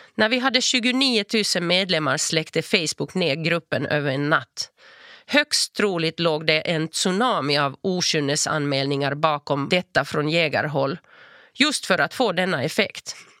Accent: Turku, Southwest Finland, Finland; first language Finnish; Swedish is a second language; moved away as an adult; also born or lived in Espoo / Lund; now in Malmö, Sweden; Jag föddes i Esbo och växte upp i Åbo av finska föräldrar med hemspråket finska

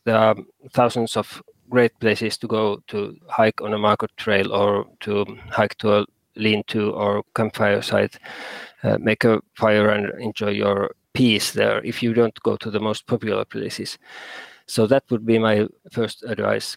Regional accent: Helsinki, Uusimaa, Finland; moved away as an adult; now in Kainuu, Finland; I was born in Helsinki area, uh, which is the most crowded place in Finland. But but now I've been living for 20 years in Kainuu province

